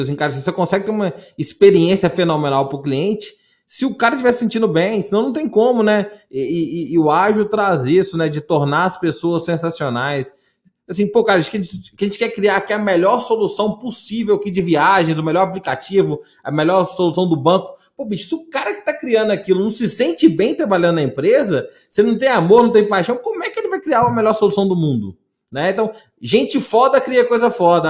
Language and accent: Portuguese; interior of Minas Gerais, Brazil; sou do interior de Minas